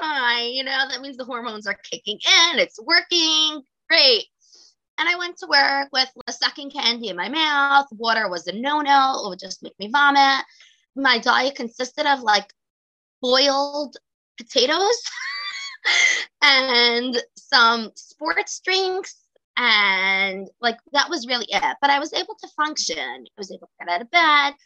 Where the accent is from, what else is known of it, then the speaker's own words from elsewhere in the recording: New York City, New York, United States; I grew up, was born and bred in Brooklyn, New York.